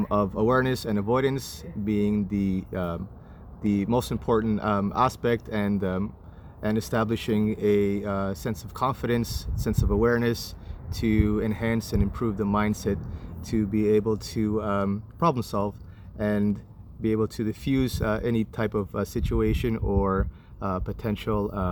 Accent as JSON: {"language": "English", "country": "Canada", "tie": "born or raised there", "also_born_or_lived": "Santiago, Chile", "said": "I was born in Santiago, Chile, and I immigrated here to Canada when I was 8 years old"}